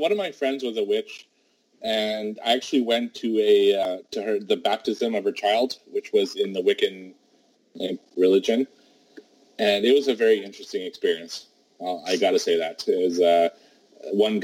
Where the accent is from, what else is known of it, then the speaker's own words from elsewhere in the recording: Canada; I am Canadian, so it's the mean streets of Canada here